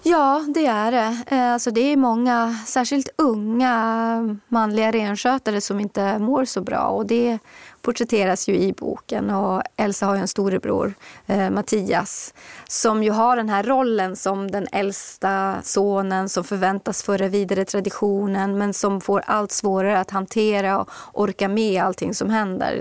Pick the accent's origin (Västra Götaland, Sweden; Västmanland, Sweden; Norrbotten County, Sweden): Norrbotten County, Sweden; Kiruna; moved away as an adult; also born or lived in Nedre Soppero; now in Stockholm, Sweden; jag är själv född och uppvuxen i Kiruna och bodde där tills jag var 27 och sen flyttade jag ner hit.